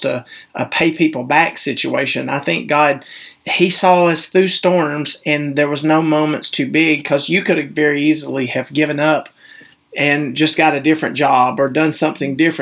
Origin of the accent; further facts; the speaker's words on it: the Bible Belt, the South, United States; we were raised in the Bible Belt